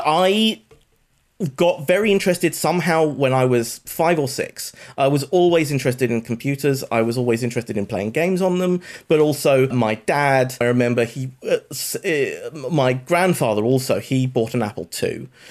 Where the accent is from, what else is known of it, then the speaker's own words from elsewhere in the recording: United Kingdom; accent: British; I went to university in the U K. This may be obvious from my accent